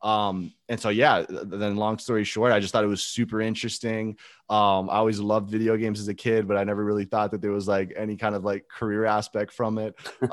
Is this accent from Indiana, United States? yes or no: no; Gainesville, Florida, United States; but I was a Florida boy because I grew up in Gainesville.